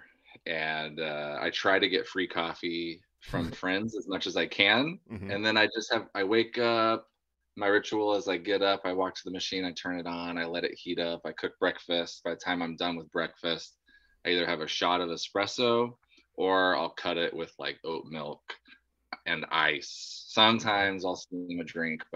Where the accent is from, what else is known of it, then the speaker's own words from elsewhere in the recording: Central Oregon, United States; My hometown is like 30,000, but when I moved there, it was like 15,000